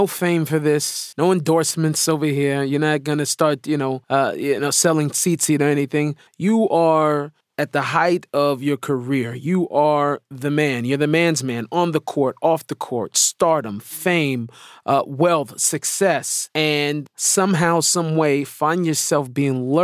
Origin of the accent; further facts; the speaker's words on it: Seattle, Washington, United States; moved away as an adult; now in Israel; I was born in Seattle to hip-hop parents